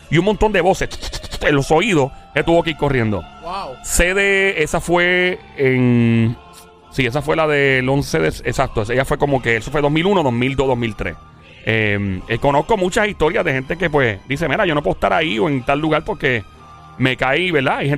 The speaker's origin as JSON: {"language": "Spanish", "town": "Ciales", "country": "Puerto Rico", "lives_now": "Bayamón, Puerto Rico", "said": "soy de Ciales, pero actualmente estoy en Bayamón."}